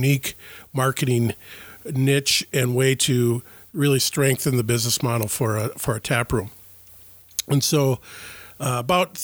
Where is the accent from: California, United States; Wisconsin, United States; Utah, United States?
Wisconsin, United States; Ashland; now in Ellsworth, United States; I was born and raised in Ashland, Wisconsin.